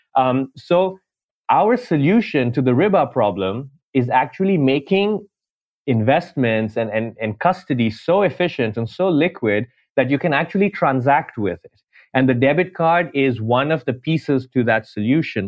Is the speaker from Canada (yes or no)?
no; Dubai, United Arab Emirates; moved away as an adult; also born or lived in New York, United States / India; now in London, United Kingdom; I'm Indian, grew up in Dubai